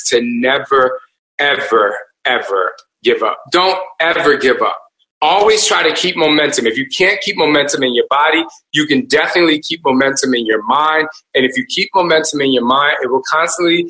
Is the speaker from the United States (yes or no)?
yes; New Jersey, United States; we're from Jersey